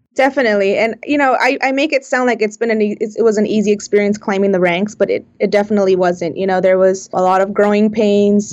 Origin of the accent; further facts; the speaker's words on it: South Bay, California, United States; I was born and raised in the South Bay.